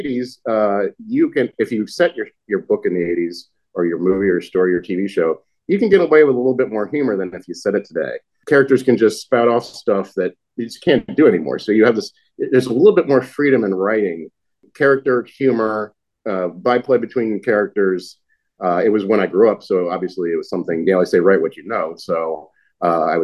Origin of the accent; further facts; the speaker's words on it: Laurel, Maryland, United States; I set the book in my hometown of Laurel, Maryland